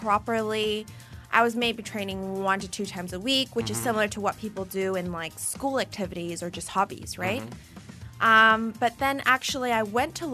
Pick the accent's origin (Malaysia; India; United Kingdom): Malaysia; coming to Malaysia and it was my hometown.